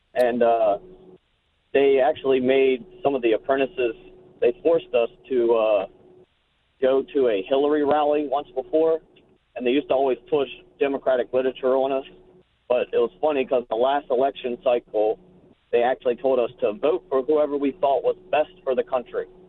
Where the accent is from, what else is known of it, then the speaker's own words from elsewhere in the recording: Chicago, Illinois, United States; moved away; I grew up in Chicago